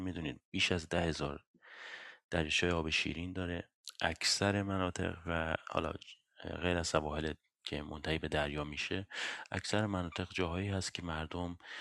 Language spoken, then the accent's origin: Persian; Iran; now in Sweden